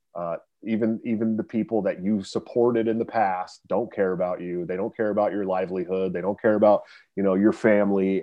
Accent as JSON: {"language": "English", "area": "Bay Area", "region": "California", "country": "United States", "also_born_or_lived": "Oregon", "moved": "yes", "lives_now": "Iowa, United States", "said": "I'm from the Bay Area, uh, you know, but I, but I, I lived in Oregon for a long time"}